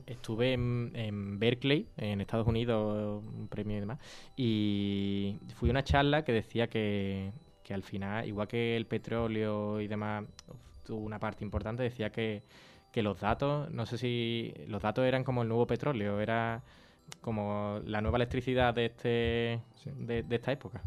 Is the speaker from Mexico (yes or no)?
no; Rota, Andalusia, Spain; also born or lived in Seville; mi pueblo